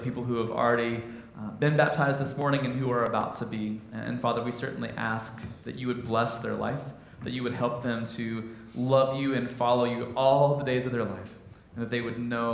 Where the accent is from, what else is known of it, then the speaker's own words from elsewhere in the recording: Midwest, United States; I'm a Midwesterner.